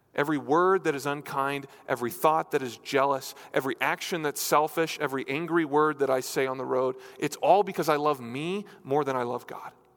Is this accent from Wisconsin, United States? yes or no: no; New Hampshire, United States; moved away; I grew up in New Hampshire, in New England.